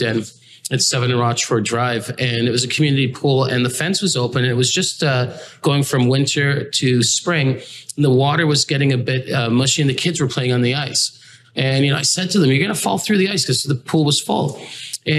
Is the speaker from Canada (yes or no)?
yes; Toronto, Ontario, Canada; also born or lived in England; I came from England, and my father's Grenadian, my mother's, you know, is British. I would say that I'm a combination of, you know, parts of those cultures, growing up in Canada since I was like 4.5 years old